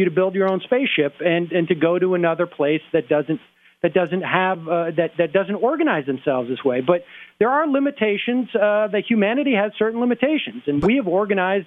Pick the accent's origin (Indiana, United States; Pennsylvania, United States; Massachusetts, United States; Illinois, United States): Massachusetts, United States; Worcester; I grew up in Worcester